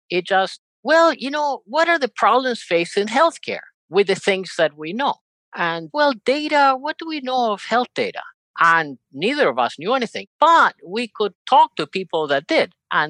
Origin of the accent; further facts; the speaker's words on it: Spain; also born or lived in Uruguay / United States; now in Argentina; I was born in Uruguay, South America, raised in Spain, educated in the US, lived most of my life in Argentina, working in various fields in technology.